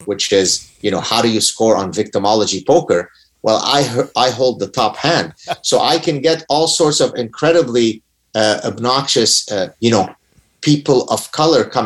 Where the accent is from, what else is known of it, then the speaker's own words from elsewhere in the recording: Lebanon; moved away; we were one of the last remaining Jews in Lebanon